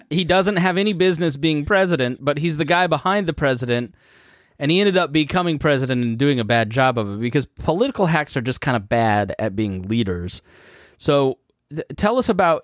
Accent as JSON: {"language": "English", "town": "Plainfield", "region": "Indiana", "country": "United States", "tie": "born or raised there", "said": "my hometown of Plainfield, Indiana"}